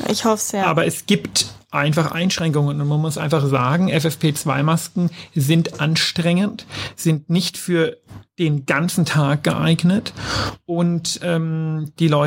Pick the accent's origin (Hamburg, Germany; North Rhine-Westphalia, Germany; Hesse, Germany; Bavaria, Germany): Bavaria, Germany; Ja, als Bayer denkt man immer Deutschland